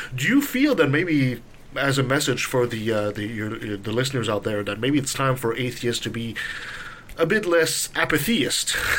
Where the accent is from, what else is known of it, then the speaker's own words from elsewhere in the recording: Canada; as a Canadian